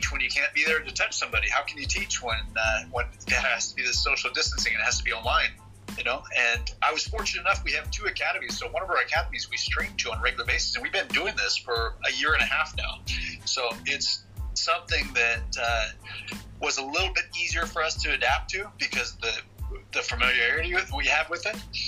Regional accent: Bend, Oregon, United States; moved away as an adult; also born or lived in Rio de Janeiro State, Brazil / Southern California; Here in my hometown of Bend, Oregon, in Kempo Karate

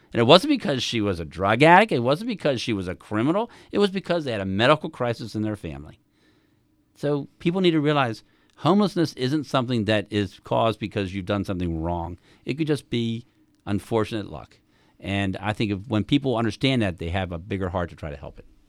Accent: Howard County, Maryland, United States; I grew up here in Howard County.

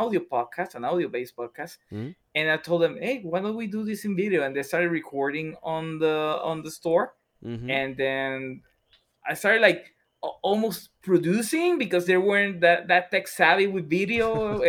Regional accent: San Juan, Puerto Rico; I was born and raised in Puerto Rico, especially in the area of Santurce. I was born there.

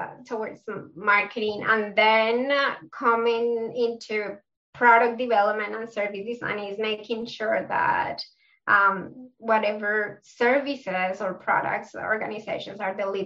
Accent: Bogotá, Colombia; accent: South American; English is a second language; moved away as an adult; now in Melbourne, Australia; My accent is from South America, so I'm from Colombia. I was born in Bogota, Colombia, but I've been living in Melbourne for 9 years now

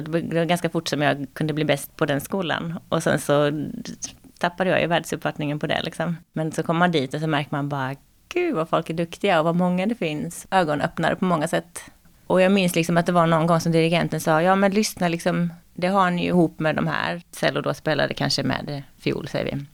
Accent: Karlshamn, Blekinge, Sweden; moved away

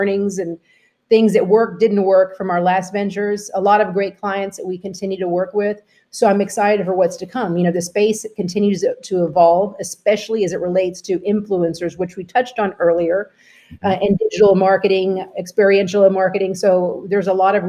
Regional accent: Texas, United States; born or raised there; now in Florida, United States

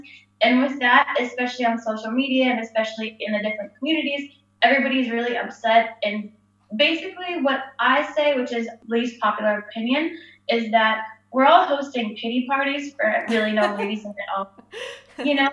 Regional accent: Hawaii, United States; now in Munich, Germany; I am from the States, from Hawaii. And now I live in Munich, Germany.

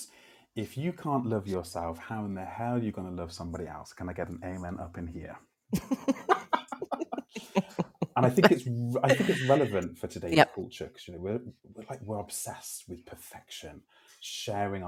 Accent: Telford, West Midlands, United Kingdom; moved away as an adult; also born or lived in Canada; working at the FE College in my hometown in Telford

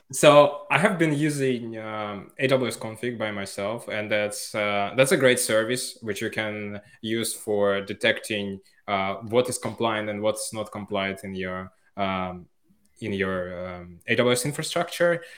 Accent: Finland; moved away as an adult; now in Barcelona, Spain; I'm from Finland

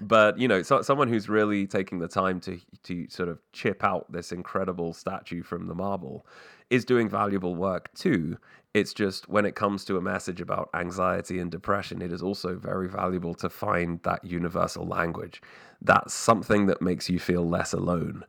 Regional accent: England, United Kingdom; also born or lived in Canada; I was born in Canada, but I grew up in England

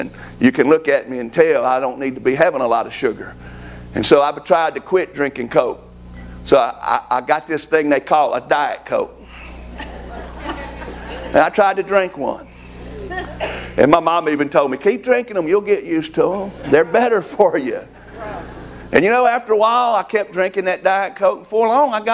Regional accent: United States; I'm an American

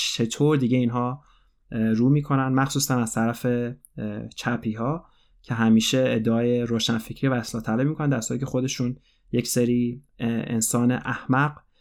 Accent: Iran; moved away; من از ایران اومدم و من بزرگ شدن در ایران برای خود من یه فاجعه بود

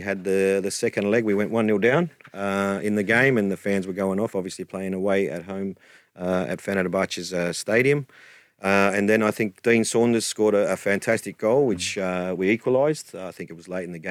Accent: Australia

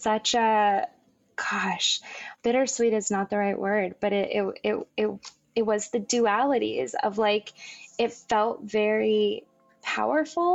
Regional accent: Las Vegas, Nevada, United States; also born or lived in Southern California; now in Los Angeles, United States; I grew up in Las Vegas

